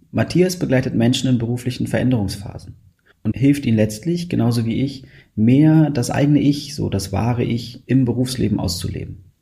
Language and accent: German; Berlin, Germany; dass ich als Berliner Moin nie benutze hier